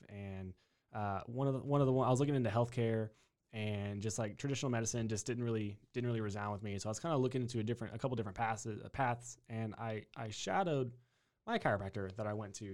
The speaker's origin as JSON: {"language": "English", "town": "New Braunfels", "region": "Texas", "country": "United States", "tie": "born or raised there", "also_born_or_lived": "Upstate New York", "said": "born and raised in Texas, uh, in, in New Braunfels, Schlitterbahn town"}